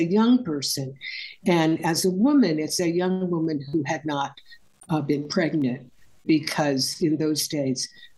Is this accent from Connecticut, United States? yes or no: no; California, United States; I grew up in California in the mid-20th century